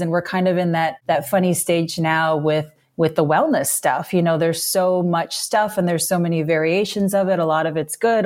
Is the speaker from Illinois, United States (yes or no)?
yes; Illinois, United States; moved away; growing up in Illinois